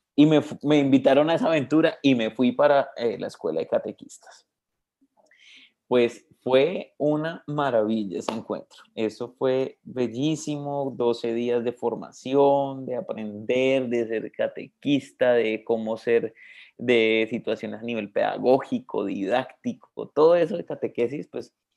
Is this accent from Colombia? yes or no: yes; Bogotá, Colombia; moved away as an adult; also born or lived in Cali, Colombia; me crié en Bogotá toda mi vida, entonces solo en, la partida de nacimiento parece que es de Cali, pero pues realmente yo soy como bogotano